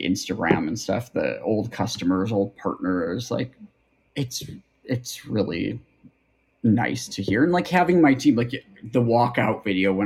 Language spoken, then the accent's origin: English; Buffalo, New York, United States; from Buffalo